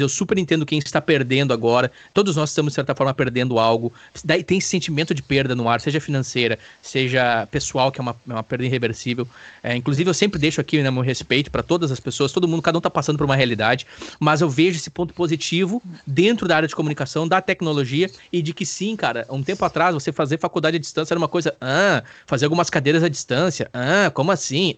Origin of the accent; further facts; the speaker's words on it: Brazil; nós brasileiros